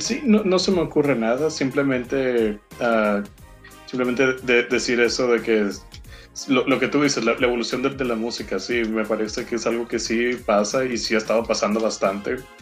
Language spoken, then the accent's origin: Spanish; Mexico; soy mexicano